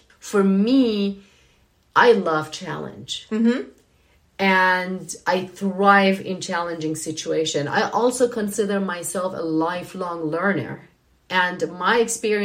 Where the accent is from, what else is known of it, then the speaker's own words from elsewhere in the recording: Iran; now in United States; I'm from Iran